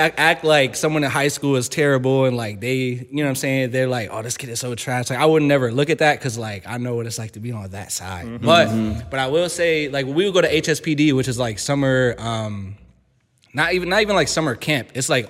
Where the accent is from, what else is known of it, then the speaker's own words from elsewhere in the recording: Riverside, United States; So I grew up in Riverside, mm-hmm. And my parents had me and my brothers playing like baseball and football